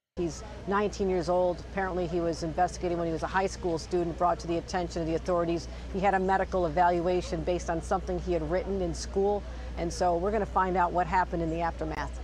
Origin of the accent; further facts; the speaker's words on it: Buffalo, New York, United States; my hometown of Buffalo